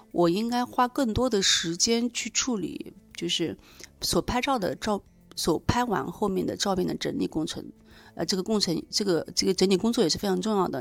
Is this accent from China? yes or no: yes; Nanjing, Jiangsu, China; 我来自南京